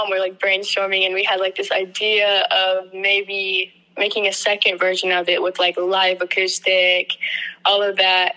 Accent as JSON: {"language": "English", "town": "Denton", "region": "Texas", "country": "United States", "said": "I'm from Denton, Texas"}